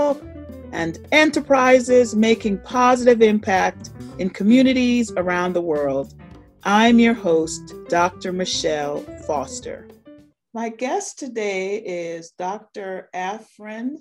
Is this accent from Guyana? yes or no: yes; Guyana; also born or lived in Brooklyn; now in West Virginia, United States; I'm an immigrant, my family and I came from Guyana in South America.